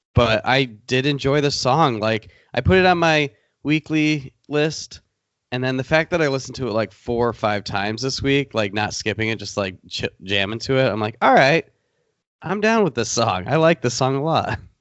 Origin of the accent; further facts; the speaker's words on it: Michigan, United States; we're from Michigan